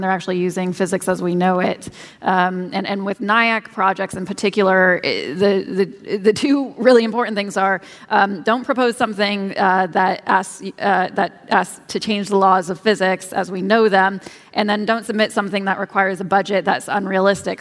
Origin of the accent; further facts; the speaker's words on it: Kansas, United States; I grew up in Kansas